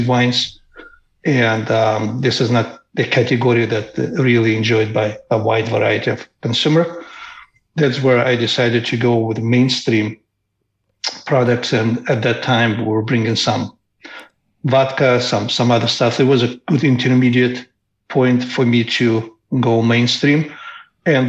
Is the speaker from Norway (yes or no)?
no; Moldova; moved away; I come from a very small country that used to be part of Soviet Union called Moldova